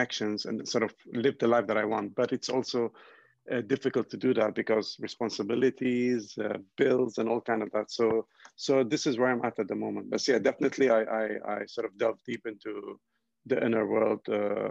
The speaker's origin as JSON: {"language": "English", "country": "Ghana", "tie": "born or raised there", "also_born_or_lived": "Lebanon / United Kingdom", "said": "I'm originally from Lebanon in the Middle East. And my parents immigrated to Ghana, West Africa, and I was born here in Ghana."}